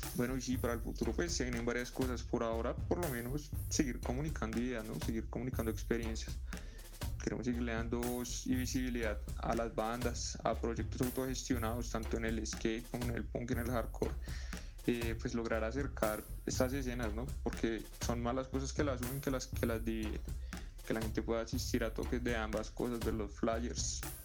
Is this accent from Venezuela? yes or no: no; Bogotá, Colombia; Salimos de las cloacas de la República Independiente de Suba, de los parches para patinar allá en Fontanar